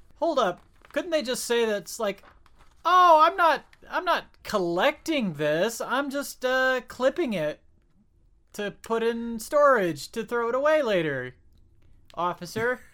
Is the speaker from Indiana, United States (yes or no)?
yes; Porter County, Indiana, United States; I grew up in Porter County, too